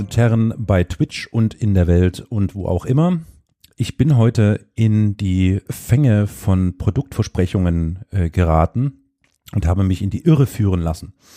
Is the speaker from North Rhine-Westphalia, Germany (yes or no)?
no; Saxony, Germany; Ich komme aus Sachsen